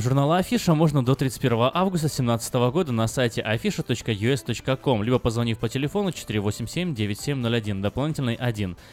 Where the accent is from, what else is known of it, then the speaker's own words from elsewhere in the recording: Crimea, Ukraine; now in United States; мы же с Крыма